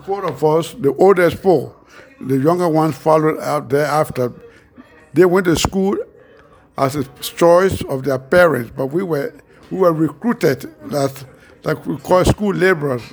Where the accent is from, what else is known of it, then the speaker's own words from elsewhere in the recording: Bapa, Nimba County, Liberia; moved away as an adult; also born or lived in United States; I was born somewhere around 1947 Bapa Nimba County, Yami Administrative District